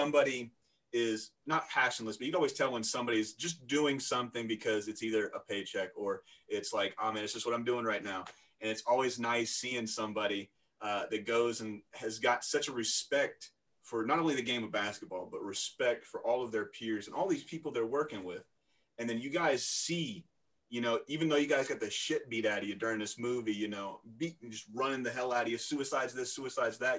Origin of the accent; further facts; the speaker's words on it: United States; I'm an Irish dude, an American dude